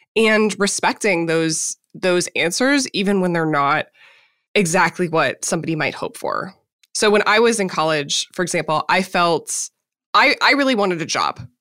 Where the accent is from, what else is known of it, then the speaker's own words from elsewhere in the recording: Minnesota, United States; I grew up in Minnesota